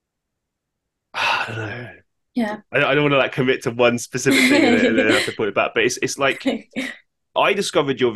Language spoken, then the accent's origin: English; London, United Kingdom; growing up in London